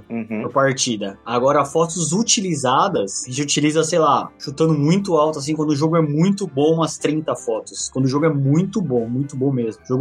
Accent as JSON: {"language": "Portuguese", "region": "São Paulo", "country": "Brazil", "said": "eu trabalho pra uma agência, que ela é do Recife, né? Mas eu sou de São Paulo."}